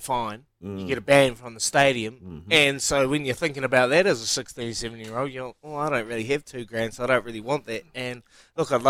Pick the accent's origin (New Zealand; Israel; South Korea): New Zealand; Hawke's Bay; I'm from the Bay